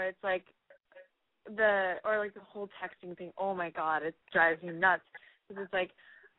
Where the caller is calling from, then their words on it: California, United States; I'm 22 years old, and I'm calling from the Valley.